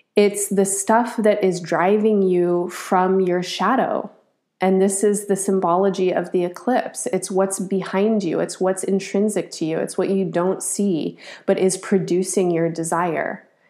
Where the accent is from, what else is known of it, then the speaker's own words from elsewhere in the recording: United States; as an American, as a product of this place. Um, I'm formed by it.